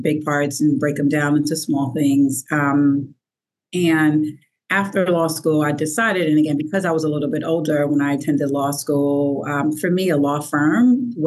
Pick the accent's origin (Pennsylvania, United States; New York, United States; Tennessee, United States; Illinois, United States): New York, United States; New York City; I'm from Brooklyn, New York.